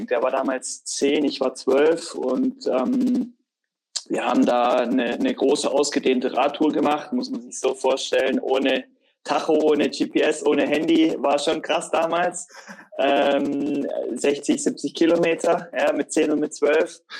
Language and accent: German; Tübingen, Baden-Württemberg, Germany; ich bin in Tübingen im Frondorf aufgewachsen, war auch mal beim Fußballtraining, beziehungsweise habe gekickt mit Kumpels